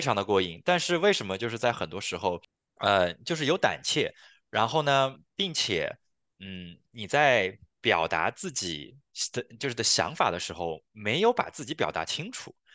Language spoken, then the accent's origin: Chinese; China; now in Canada